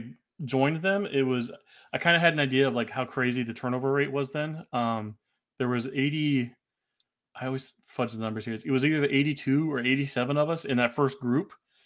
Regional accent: Abilene, Texas, United States; also born or lived in Washington, D.C. / Indiana; I was born in D.C. Then we moved to Abilene, Texas, where my sister was born. And my dad retired in 92 after the Gulf War. Moved to Indiana, where his side of the family'

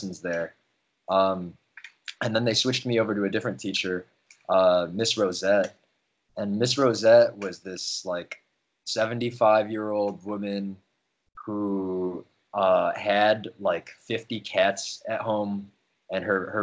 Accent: Chicago, Illinois, United States; I was born and raised in Chicago. I grew up in Rogers Park

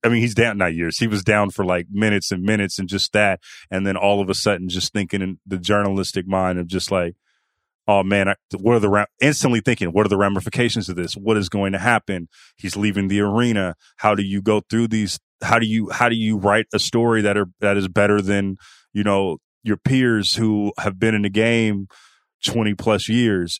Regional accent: Oakland, California, United States; I'm from the Bay, from Oakland

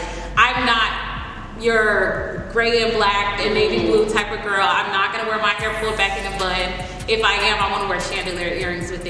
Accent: Miami, Florida, United States; now in Atlanta, United States; I'm originally from Miami.

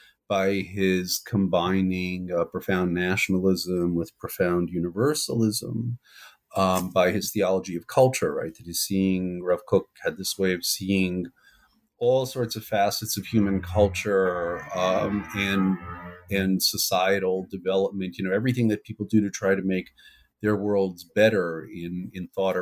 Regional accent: New York City, New York, United States; I'm from New York originally. I grew up in the west side of Manhattan, as I always say, the pre-gentrified west side of Manhattan. Grew up in the world of modern orthodoxy.

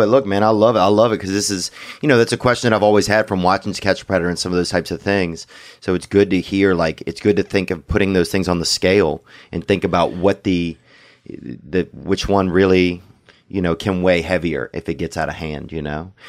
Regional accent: Louisiana, United States; I'm from Louisiana

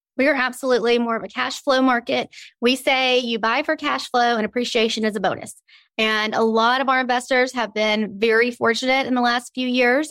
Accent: Birmingham, Alabama, United States; I am born and raised a native of Birmingham. I love it here.

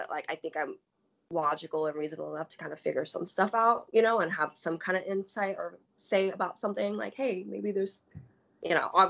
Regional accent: Pacific Northwest, United States; I mean, I'm from the Pacific Northwest. So, for me, like, I, you know, I'm really in tune with nature.

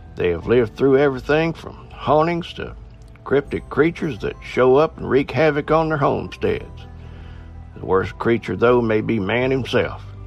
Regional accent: Appalachian Mountains, United States; I'm from the Appalachian Mountains

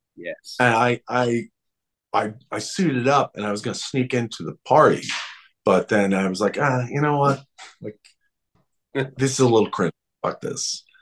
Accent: Long Island, New York, United States; I grew up on Long Island in New York, very suburban

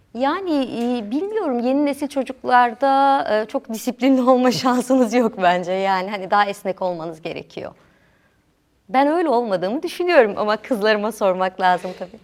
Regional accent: Diyarbakır, Diyarbakır Province, Turkey; also born or lived in Ankara; bütün hayatım boyunca iki yıl Diyarbakır dışında yaşadım.

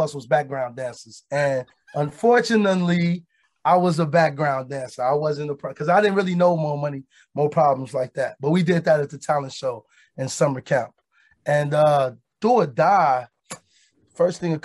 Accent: Chicago, Illinois, United States; we experienced trauma as kids growing up in Chicago

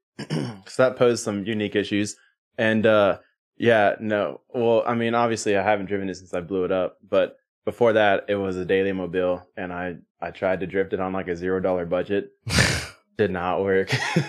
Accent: Birmingham, Alabama, United States; I'm from Birmingham, Alabama.

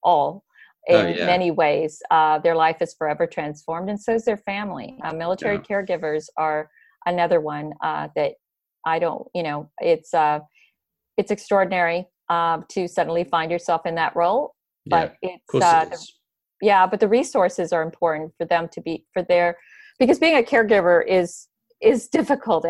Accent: United States; as an American

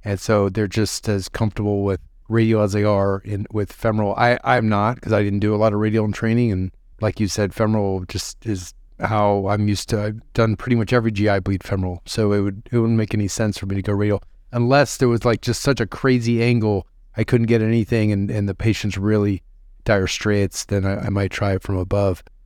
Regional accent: Ohio, United States; As a fellow Midwesterner, I'm from Ohio

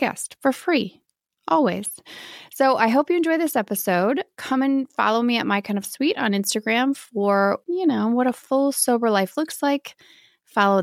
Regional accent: Midwest, United States

